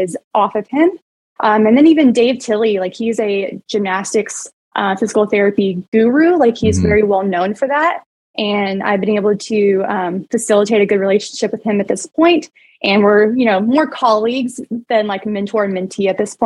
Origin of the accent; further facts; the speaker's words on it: United States; also born or lived in Arkansas / Oklahoma; We lived in like Arkansas growing up in Oklahoma